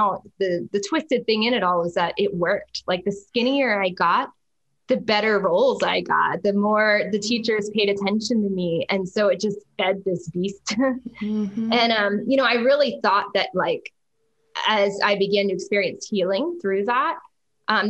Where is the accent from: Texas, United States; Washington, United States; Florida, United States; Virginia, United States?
Florida, United States; Jacksonville; I grew up in Jacksonville, Florida, which is North Florida.